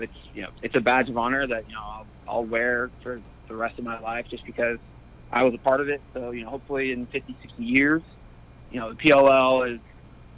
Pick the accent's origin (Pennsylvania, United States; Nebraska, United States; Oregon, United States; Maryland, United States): Nebraska, United States; Omaha; I'm from Omaha, Nebraska